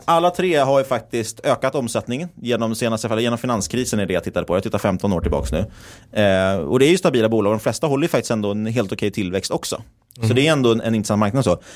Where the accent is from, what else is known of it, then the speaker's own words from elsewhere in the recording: Stockholm, Stockholm County, Sweden; moved away; also born or lived in Linköping; vi är ju bägge stockholmare, men vi har ju bägge pluggat här i Linköping